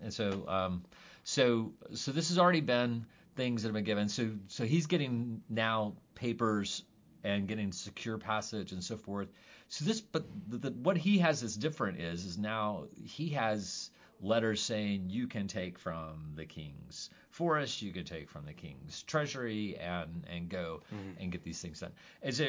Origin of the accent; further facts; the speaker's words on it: Jackson, Missouri, United States; Like, we're all from Jackson.